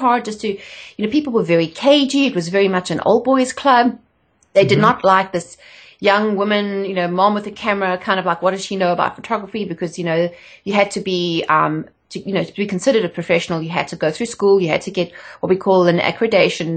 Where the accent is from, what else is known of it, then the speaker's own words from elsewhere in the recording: South Africa; moved away as an adult; also born or lived in England; I'm not from around here. I'm from South Africa originally